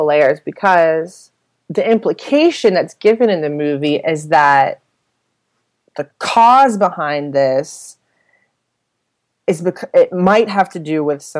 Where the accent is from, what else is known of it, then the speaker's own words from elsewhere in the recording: Pittsburgh, Pennsylvania, United States; I'm from Pittsburgh